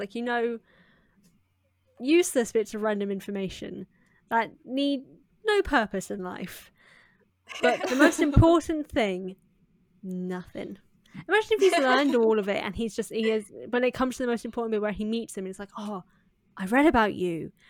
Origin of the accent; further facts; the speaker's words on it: United Kingdom; Don't worry, I'm British. I don't know anything either.